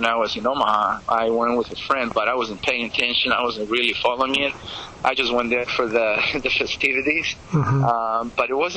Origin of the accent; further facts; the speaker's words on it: Greece; now in United States; growing up in Greece